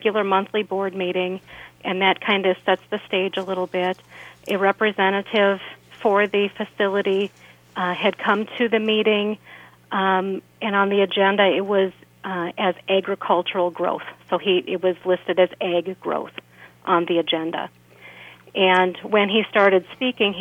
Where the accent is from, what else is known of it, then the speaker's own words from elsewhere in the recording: Burnett County, Wisconsin, United States; I was born and raised in Burnett County, as well as my husband. So we've lived here all our lives